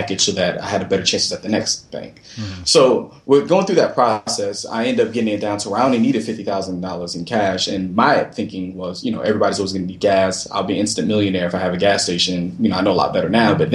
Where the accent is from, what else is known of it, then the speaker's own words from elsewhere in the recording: Florida, United States; also born or lived in Brooklyn, New York; so I was born in Brooklyn, New York, raised down south in Florida